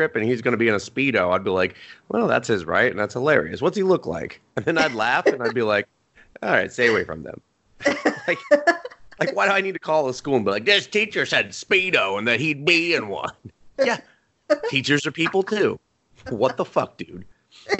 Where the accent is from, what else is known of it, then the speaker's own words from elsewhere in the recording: United States; I'm American